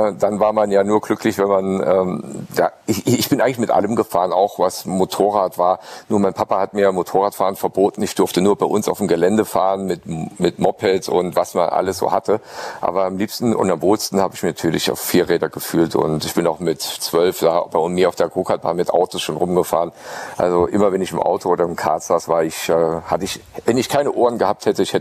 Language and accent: German; Saarland, Germany; ich als Saarländer äh, mit meinem Dialekt äh, war nicht so äh, redegewandt